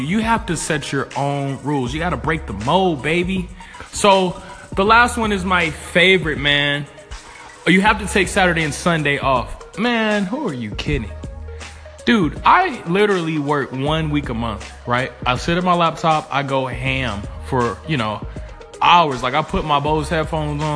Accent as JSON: {"language": "English", "town": "Atlanta", "region": "Georgia", "country": "United States", "said": "I'm an investor from Atlanta, Georgia"}